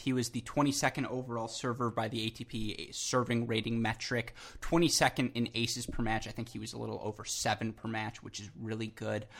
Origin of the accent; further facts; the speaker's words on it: Michigan, United States; I'm from Michigan.